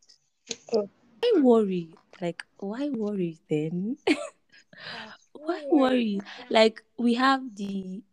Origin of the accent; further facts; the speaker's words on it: Plateau, Nigeria; I'm from Plateau State.